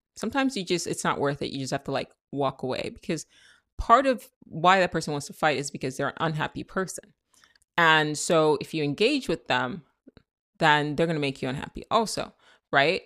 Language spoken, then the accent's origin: English; Nigeria; I'm Nigerian, that's how we talk.